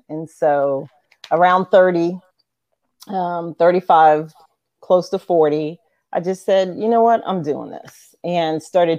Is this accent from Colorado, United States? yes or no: no; Goose Creek, South Carolina, United States; also born or lived in Washington, D.C.; I'm actually from Goose Creek.